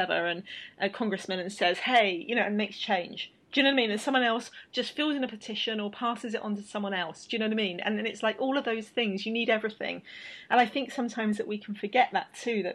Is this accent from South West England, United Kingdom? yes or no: yes; Bristol, South West England, United Kingdom; I talk about this with graffiti in my hometown. Bristol has got, it's our two of our homegrown cultures are graffiti and hip-hop